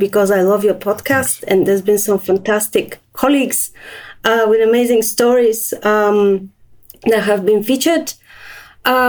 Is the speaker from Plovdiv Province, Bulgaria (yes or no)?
no; Sofia, Sofia City, Bulgaria; moved away; I was born in Bulgaria and my childhood was in Sofia.